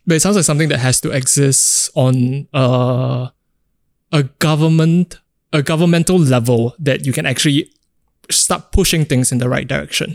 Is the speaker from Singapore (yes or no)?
yes; Singapore; growing up in Singapore